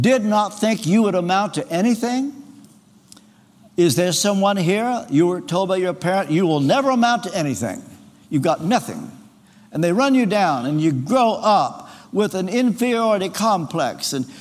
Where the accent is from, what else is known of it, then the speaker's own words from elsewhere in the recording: Ashland, Kentucky, United States; I was on the debate team in my hometown in Ashland, Kentucky